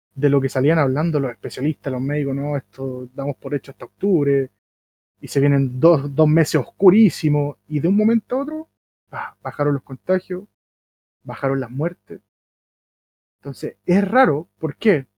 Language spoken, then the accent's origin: Spanish; Chile; Nosotros como chilenos